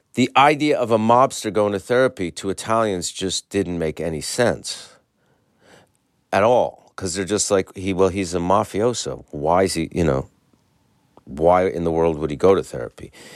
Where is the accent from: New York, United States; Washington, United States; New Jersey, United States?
New York, United States; as a New Yorker